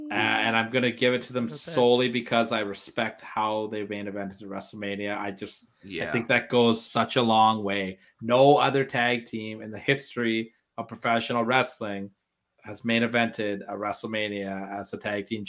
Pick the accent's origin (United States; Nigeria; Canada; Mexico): Canada; And I'm Canadian too, so I got extra pressure on me.